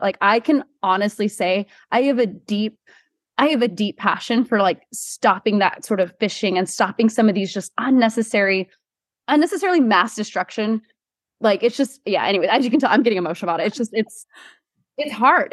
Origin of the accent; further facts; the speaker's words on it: Hawaii, United States; am born and raised from Hawaii and have lived here most of my life.